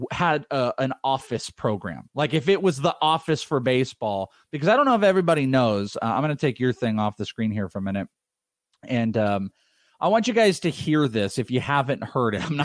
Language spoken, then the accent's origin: English; Wales, United Kingdom; now in San Diego, United States; That's …. I am Welsh.